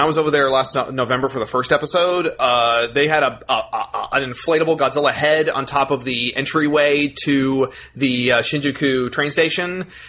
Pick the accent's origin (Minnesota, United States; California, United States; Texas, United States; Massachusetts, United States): Texas, United States; We're from Texas.